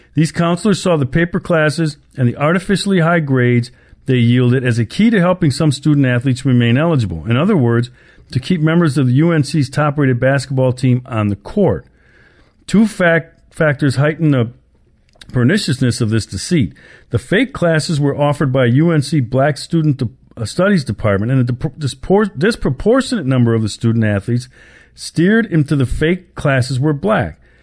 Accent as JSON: {"language": "English", "region": "Wisconsin", "country": "United States", "said": "my home state of Wisconsin"}